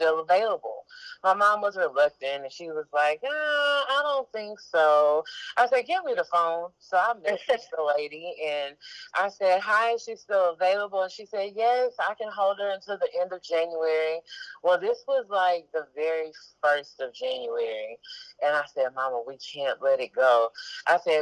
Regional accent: Galveston, Texas, United States; I was born and raised in Galveston, Texas

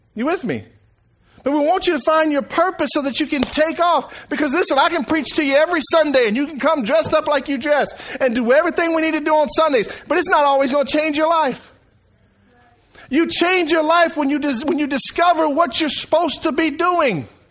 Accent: Franklin, Louisiana, United States; now in Eunice, United States; I come from Franklin, Louisiana

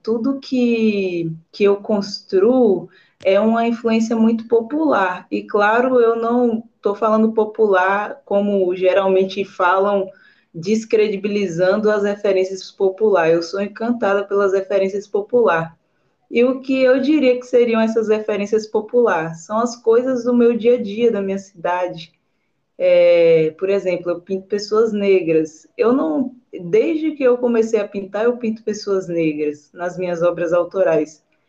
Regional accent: Alcobaça, Bahia, Brazil; Eu sou baiana de uma cidade do interior da Bahia, né, do litoral, um paraíso chamado Alcobaça

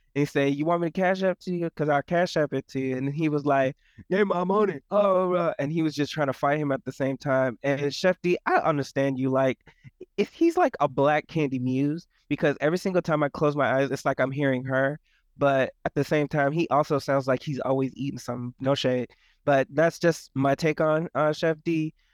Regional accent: Florida, United States; I'm from Florida

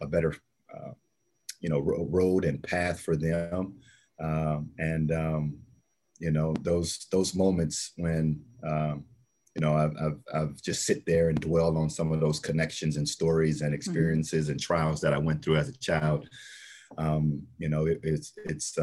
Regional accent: Texas, United States; I grew up in Texas.

